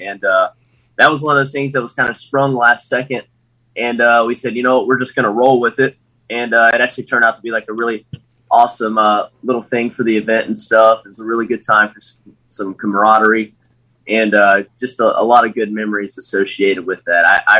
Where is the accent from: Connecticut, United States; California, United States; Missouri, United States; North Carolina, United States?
North Carolina, United States; moved away as an adult; now in Quantico, United States; Oh, yeah. So … originally from North Carolina, currently stationed up here at Marine Corps Base Quantico.